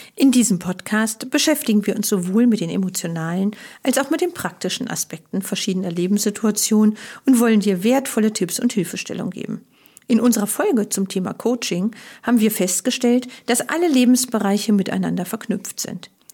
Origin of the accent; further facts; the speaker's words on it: Germany; als Deutsche